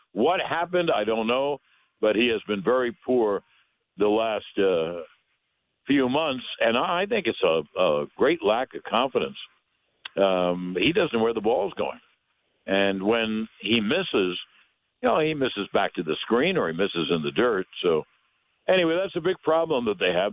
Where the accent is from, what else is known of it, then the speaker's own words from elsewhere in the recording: New York, United States; I grew up in New York